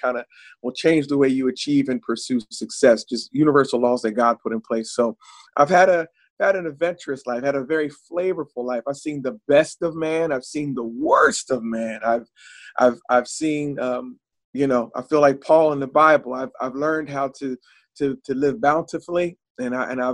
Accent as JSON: {"language": "English", "region": "New Jersey", "country": "United States", "said": "I'm from South Jersey"}